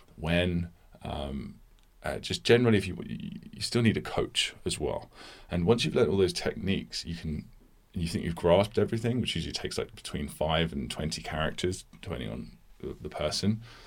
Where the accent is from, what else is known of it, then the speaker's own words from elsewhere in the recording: United Kingdom; I'm a British person.